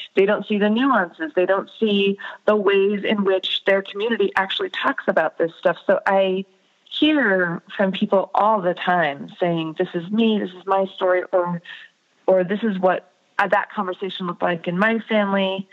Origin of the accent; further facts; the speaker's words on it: United States; growing up in America as an Indian American